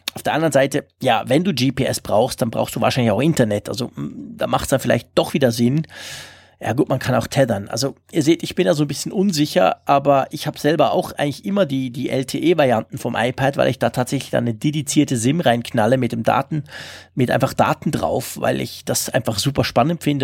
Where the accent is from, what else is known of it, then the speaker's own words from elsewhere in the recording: Switzerland; für mich als Schweizer